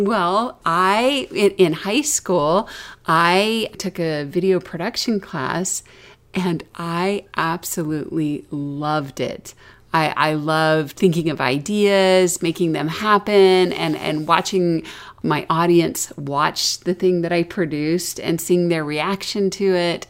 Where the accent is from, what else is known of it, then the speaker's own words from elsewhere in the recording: the South, United States; accent: Southern; moved away; I was from the South. I had a Southern accent